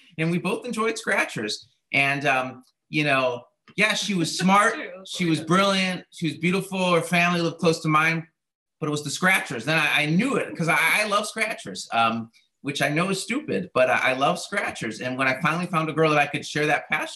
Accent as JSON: {"language": "English", "town": "Chicago", "region": "Illinois", "country": "United States", "tie": "born or raised there", "moved": "yes", "lives_now": "Atlanta, United States", "said": "I grew up in Chicago"}